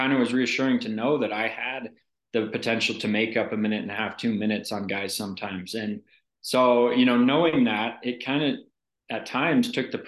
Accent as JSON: {"language": "English", "town": "Steamboat Springs", "region": "Colorado", "country": "United States", "tie": "born or raised there", "said": "I grew up in Steamboat, Colorado"}